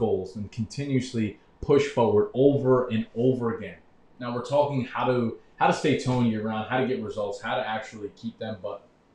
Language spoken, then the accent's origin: English; New York, United States; I grew up in New York